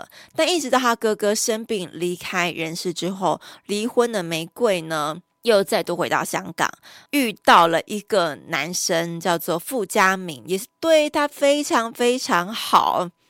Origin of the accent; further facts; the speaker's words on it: Taiwan; 所以他在台湾是有户籍，我们是台湾人吼。